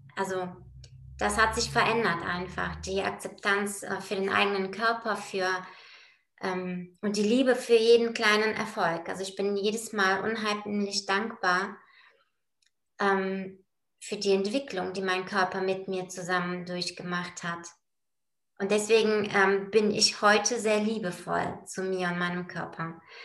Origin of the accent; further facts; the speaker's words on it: Bulgaria; now in Bonn, Germany; komme gebürtig aus Bulgarien, bin auch da geboren